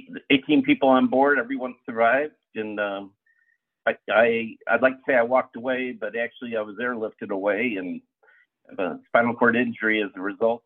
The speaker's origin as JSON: {"language": "English", "town": "Lake Forest", "region": "Illinois", "country": "United States", "tie": "born or raised there", "said": "I was born and raised in Lake Forest, went through Lake Forest Public Schools"}